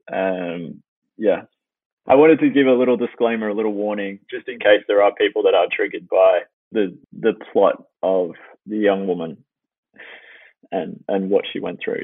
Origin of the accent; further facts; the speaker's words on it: Melbourne, Victoria, Australia; moved away as an adult; now in Los Angeles, United States; I started in Melbourne, Australia, and I did all my schooling there